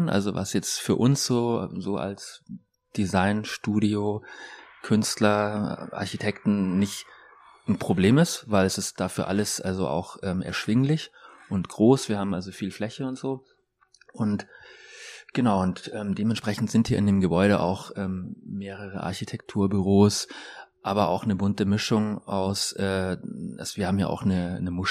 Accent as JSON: {"language": "German", "town": "Munich", "region": "Bavaria", "country": "Germany", "said": "also ich komme ja aus München und ich kenne das Glockenbachviertel noch aus den Anfang 90er Jahren"}